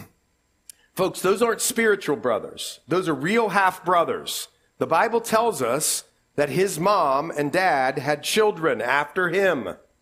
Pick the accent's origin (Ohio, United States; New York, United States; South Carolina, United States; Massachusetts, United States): Ohio, United States; Columbus; We're from Columbus